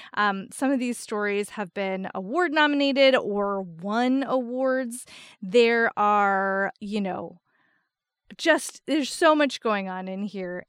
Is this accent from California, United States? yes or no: no; New Jersey, United States; I grew up in New Jersey